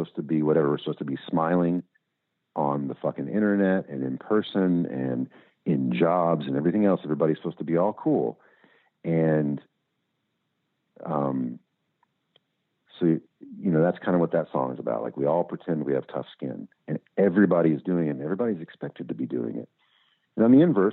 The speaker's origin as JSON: {"language": "English", "town": "Louisville", "region": "Kentucky", "country": "United States", "tie": "born or raised there", "said": "I grew up in Louisville"}